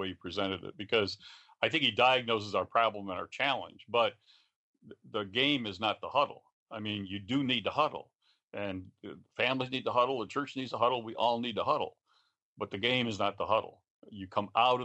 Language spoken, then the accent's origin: English; West Virginia, United States; I'm from West Virginia